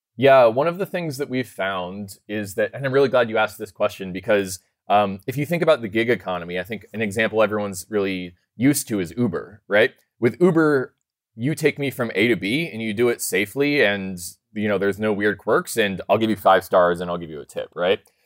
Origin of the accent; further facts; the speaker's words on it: Colorado, United States; I'm actually from Colorado, but I'm out in San Francisco 'cause we're sponsoring GitHub Universe right now